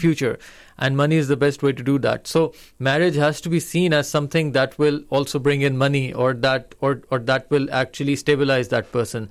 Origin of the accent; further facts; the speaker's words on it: Lahore, Punjab, Pakistan; growing up in Lahore